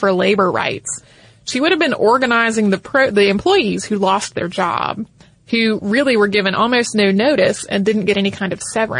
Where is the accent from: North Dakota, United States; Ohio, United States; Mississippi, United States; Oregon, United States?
Ohio, United States; Coshocton; I was so disappointed that they left out the city that the museum is in, my hometown, Coshocton. It's a very small city, barely qualifying for the title based on its population, just over the 10,000 mark